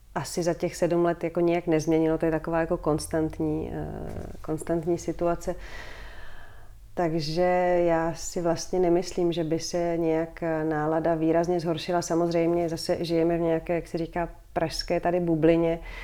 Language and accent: Czech; Prague, Czechia; moved away as an adult; also born or lived in Brussels, Belgium; Vrátili mm-hmm. jsme se do Prahy, vrátili jsme se v podstatě tady, do, dá se říct, do centra města, bydlíme tady dole v Holešovicích